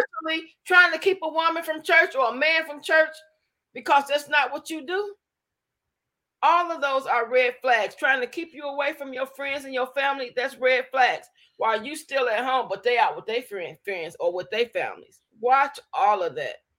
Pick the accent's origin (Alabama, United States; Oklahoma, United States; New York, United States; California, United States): Alabama, United States; now in Detroit, United States; I was born in Alabama, partially raised both in Alabama and Detroit